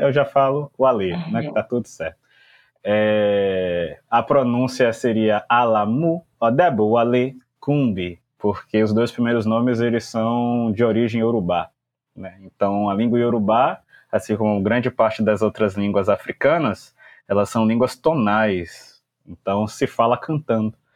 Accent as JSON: {"language": "Portuguese", "town": "Salvador", "region": "Bahia", "country": "Brazil", "tie": "born or raised there", "said": "sou nascido e criado aqui em Salvador"}